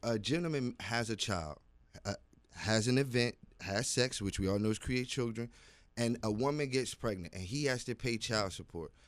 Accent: Virginia, United States; I am from Virginia

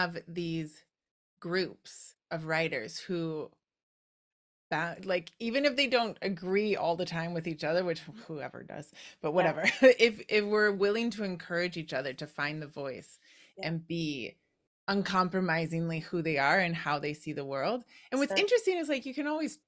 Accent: Wisconsin, United States; I'm from Wisconsin

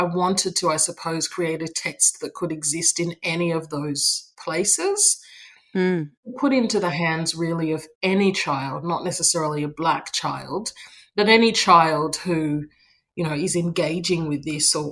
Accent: Australia; I was born in Australia

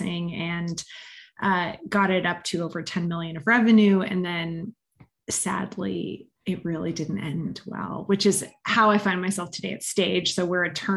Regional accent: Montreal, Quebec, Canada; moved away as an adult; also born or lived in London; now in Denver, United States; So I'm Canadian originally. I grew up in Montreal

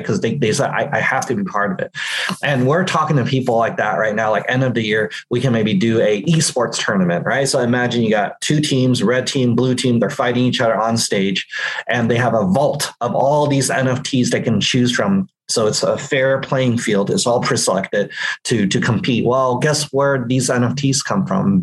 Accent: San Francisco Bay Area, California, United States; I'm born and raised in the San Francisco Bay Area, here in the heart of Silicon Valley.

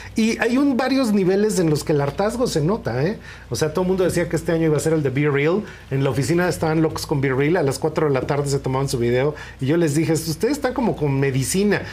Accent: Mexico

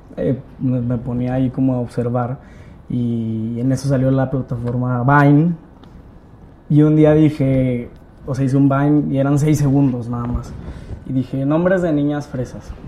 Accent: Torreón, Coahuila, Mexico; accent: norteño; moved away as an adult; now in Mexico City, Mexico; yo soy de Torreón. Vale. En Torreón hacía teatro de, de niño

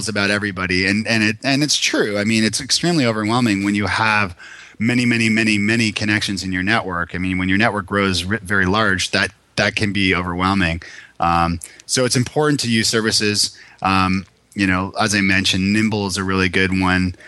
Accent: Toronto, Ontario, Canada; moved away as an adult; now in Nashville, United States; I'm from Toronto originally

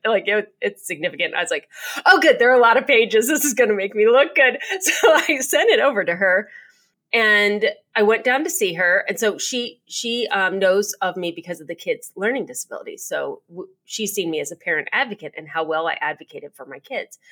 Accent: United States; being an American and living in America

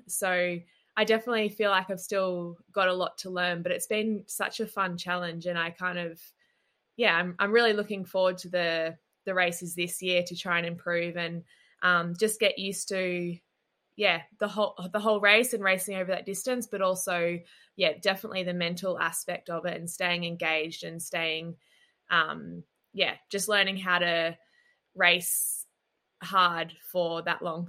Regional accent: Gold Coast, Queensland, Australia; coming from Australia and growing up on the Gold Coast

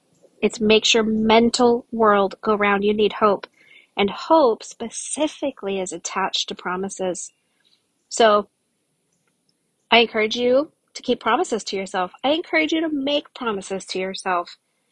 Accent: Kansas City, Missouri, United States; I'm from Kansas City, very landlocked, and I guess somewhere in my heart, I wanted to go to Hawaii and be waterlocked.

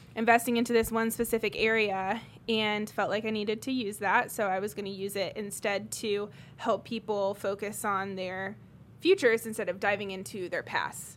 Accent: Greenwood, Indiana, United States; also born or lived in England; apart from a short stint of where I grew up in England, I have mostly been in Greenwood my whole life since I was seven. Um, went to Center Grove schools

